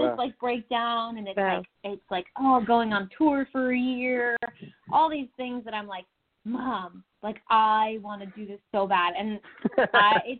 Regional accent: Texas, United States; also born or lived in Tulsa, Oklahoma; now in Nashville, United States; born in Tulsa, Oklahoma, in a pink hospital. That's a little quirky already. but I was raised in Texas, in a small, about 45 minutes southwest of Houston. Grew up there

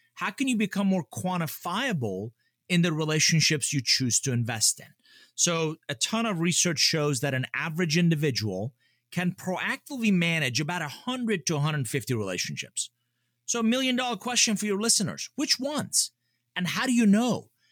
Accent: Atlanta, Georgia, United States; English is a second language; also born or lived in Iran; I grew up here in Atlanta

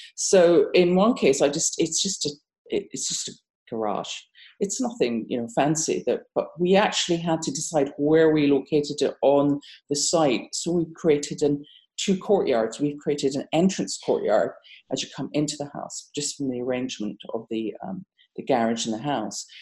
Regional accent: United Kingdom; moved away as an adult; also born or lived in Japan / Bahrain / Abu Dhabi; now in Massachusetts, United States; as you can hear from my accent, I'm not from America. I'm British

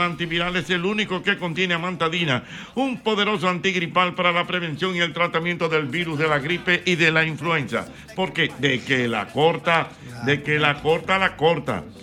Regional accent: Dominican Republic; nosotros los dominicanos

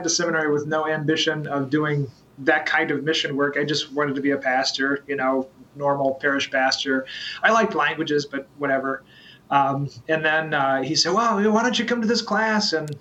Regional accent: Kearney, Missouri, United States; moved away as an adult; now in Michigan, United States; I'm from Kansas City, Missouri, and even more narrowly, I'm from Kearney, Missouri, so sort of outside of Kansas City. Growing up there and now moving here

